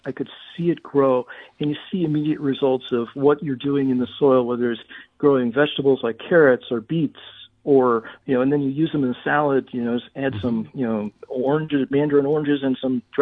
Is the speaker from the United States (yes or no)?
yes; St. Louis, Missouri, United States; now in Dallas, United States; growing up in St. Louis